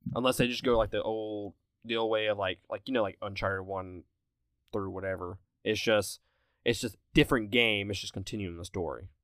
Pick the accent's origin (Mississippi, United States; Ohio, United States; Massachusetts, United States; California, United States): Mississippi, United States; I'm from Mississippi